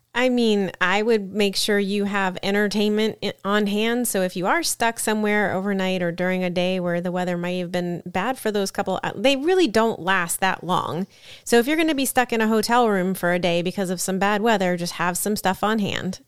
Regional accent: Florida, United States; we are from Florida

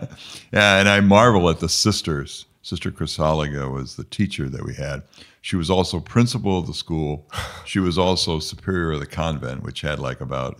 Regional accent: Fort Wayne, Indiana, United States; I grew up here in Fort Wayne. Mm-hmm. Belonged to St. Peter's Church, St. Peter's Parish

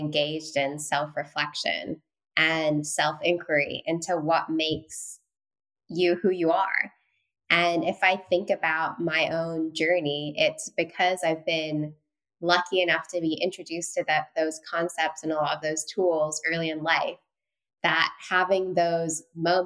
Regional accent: London, United Kingdom; also born or lived in Singapore; now in New York City, United States; But I was raised in Northwest London

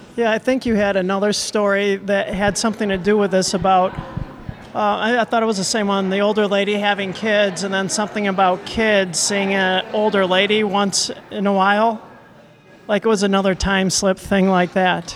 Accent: Detroit, Michigan, United States; moved away as an adult; also born or lived in Wisconsin; now in Madison, United States; I am a transplant from Detroit. Mm-hmm. I've been here about 25 years, arrived as an adult.

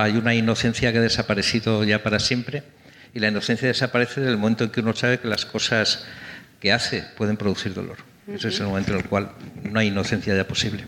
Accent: Santander, Cantabria, Spain; also born or lived in London; now in Madrid, Spain; yo soy de Santander, nací en Santander

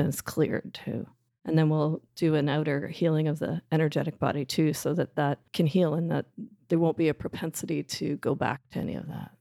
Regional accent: Canada; I'll say route 'cause I'm Canadian, not route

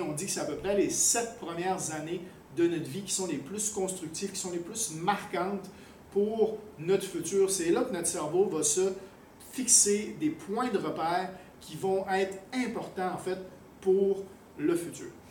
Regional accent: Quebec, Canada; also born or lived in France / Thailand; now in Cambodia; je suis un Québécois, mais j'ai vécu quasiment aussi longtemps à l'extérieur du Québec qu'au euh, Québec, entre autres en France, en Thaïlande.

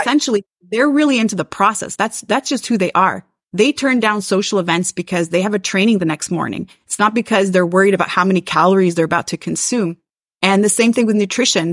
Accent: Montreal, Quebec, Canada; I am from Montreal, Quebec, Canada

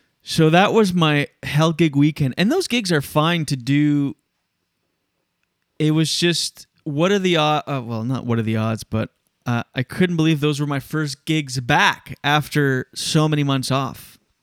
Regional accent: Canada; I'm very Canadian.

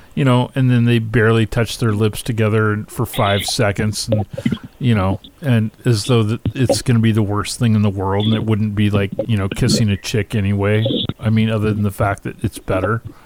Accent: Pacific Northwest, United States; I grew up. I grew up in the Pacific Northwest

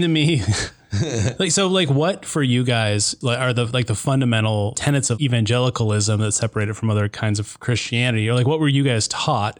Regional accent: Chattahoochee, Florida, United States; moved away; the people I grew up with in Chattahoochee

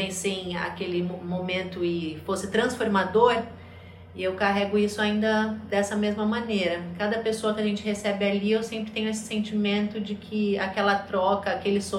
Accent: Paraná, Brazil; also born or lived in São Paulo; now in Fernando de Noronha, Brazil; eu sou eu sou do Paraná, vim de São Paulo e escolhi Noronha como meu lar há seis anos.

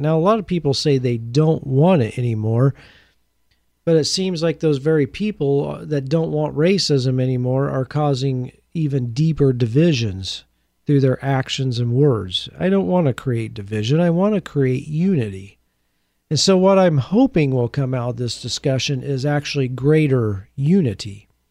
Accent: Portland, Oregon, United States; my hometown of Portland, Oregon

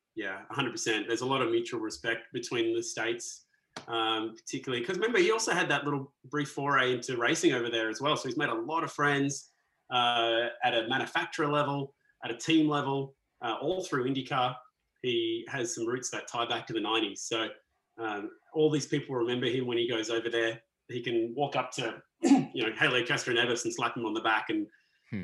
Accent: Perth, Western Australia, Australia; moved away as an adult; also born or lived in Sydney; now in Melbourne, Australia; I grew up in Perth, uh, so, not, not too so, far from Scarborough.

